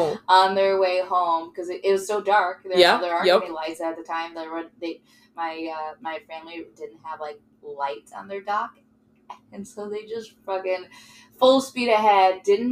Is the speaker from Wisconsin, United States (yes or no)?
yes; Wisconsin, United States; I grew up on Wisconsin lakes